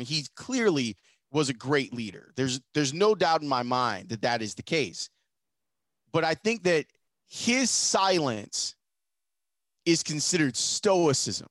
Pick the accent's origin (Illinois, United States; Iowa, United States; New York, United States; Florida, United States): Illinois, United States; Chicago; I'm from Chicago